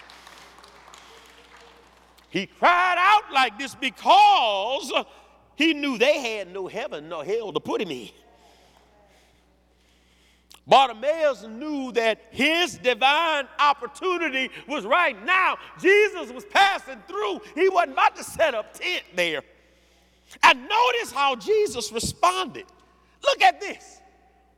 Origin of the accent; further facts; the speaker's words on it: Louisiana, United States; I'm from Louisiana